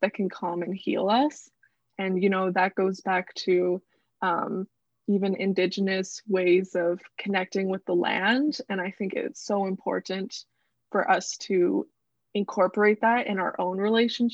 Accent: Vancouver Island, British Columbia, Canada; moved away as an adult; now in Toronto, Canada; I am from Vancouver Island, which is a small island off the coast of BC

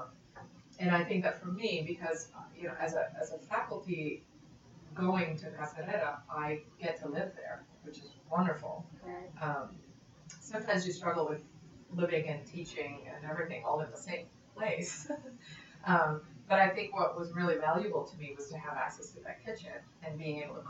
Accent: Italy; moved away; also born or lived in Austin / Padua; I was born and raised in Italy

